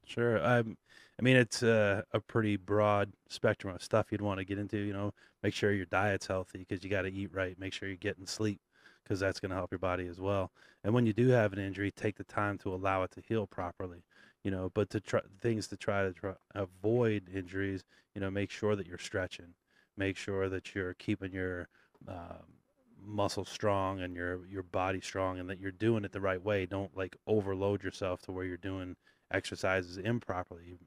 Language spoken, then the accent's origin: English; Vermont, United States; I grew up on the East Coast in Vermont